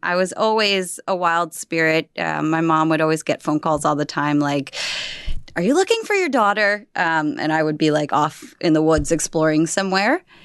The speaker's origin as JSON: {"language": "English", "town": "Berkeley Heights", "region": "New Jersey", "country": "United States", "tie": "born or raised there", "also_born_or_lived": "Brooklyn, New York / Staten Island, New York", "said": "so I was born in Brooklyn, and then I lived a few years in Staten Island and moved to New Jersey, where I grew up in Berkeley Heights"}